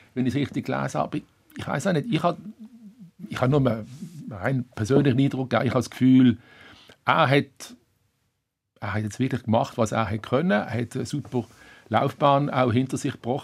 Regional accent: Basel, Basel-Stadt, Switzerland; moved away; also born or lived in Berlin; als Basler

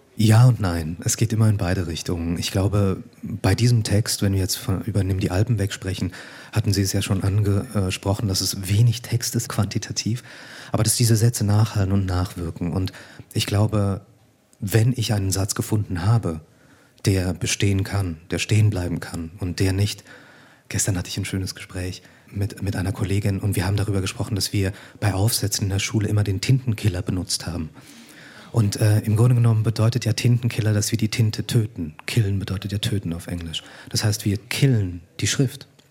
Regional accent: Liestal, Basel-Landschaft, Switzerland; moved away as an adult; now in Berlin, Germany; mein Aufwachsen in der Schweiz

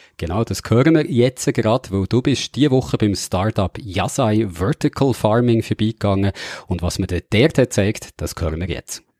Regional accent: Switzerland; ich bin ja in der Nähe vom grossen Moos aufgewachsen, der Gemüsekammer von der Schweiz

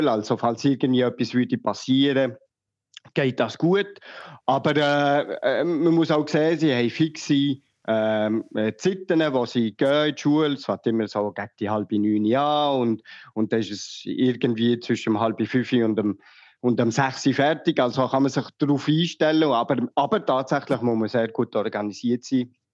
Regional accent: Lausanne, Vaud, Switzerland; Dass, äh, ich komme ja aus dem Grossraum Lausanne, also ist es ist das nicht eine, äh, äh, eine Fremdsprache sozusagen für mich.

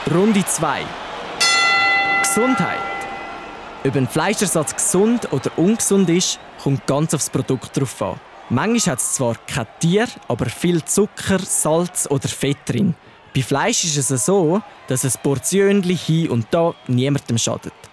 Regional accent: Switzerland; Bei uns in der Schweiz

